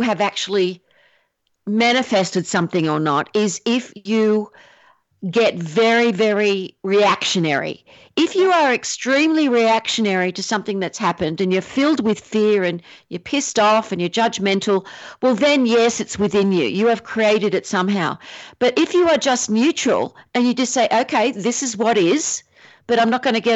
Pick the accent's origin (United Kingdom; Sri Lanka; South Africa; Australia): Australia; also born or lived in Asia; now in San Diego County, United States; I'm Australian